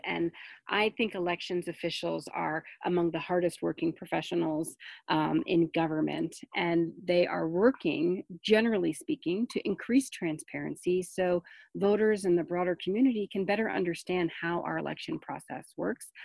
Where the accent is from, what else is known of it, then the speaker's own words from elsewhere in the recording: New Jersey, United States; I grew up in New Jersey as, you know, as part of a Jewish family